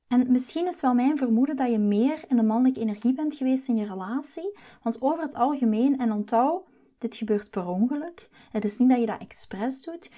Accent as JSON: {"language": "Dutch", "country": "Belgium", "moved": "as an adult", "lives_now": "Netherlands", "said": "ik ben Belg. Maar de liefde, dus mijn man Chris, heeft mij naar Nederland gebracht."}